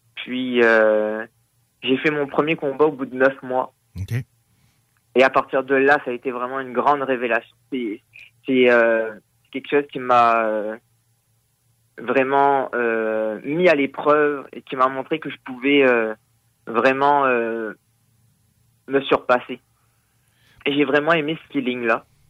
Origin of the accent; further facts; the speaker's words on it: Réunion; now in Quebec, Canada; je suis originaire de l'île de la Réunion